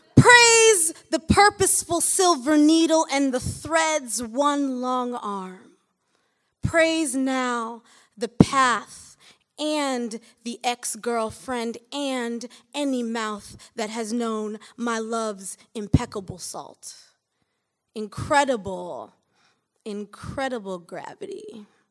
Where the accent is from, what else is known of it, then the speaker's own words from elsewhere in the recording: Michigan, United States; moved away as an adult; now in Brooklyn, United States; I'm from Michigan